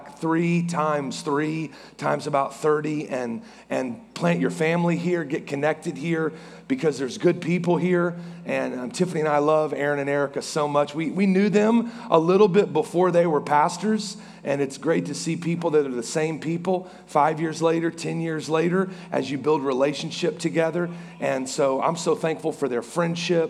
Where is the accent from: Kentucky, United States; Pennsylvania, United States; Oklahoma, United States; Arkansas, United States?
Oklahoma, United States; Norman; now in Oklahoma City, United States; I am from Norman on the other side of Oklahoma City, and so I'm a diehard Sooner fan